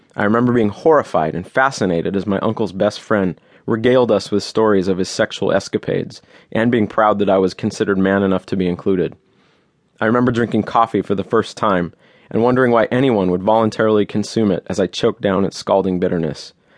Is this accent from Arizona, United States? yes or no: no; Los Angeles, California, United States; I grew up in Los Angeles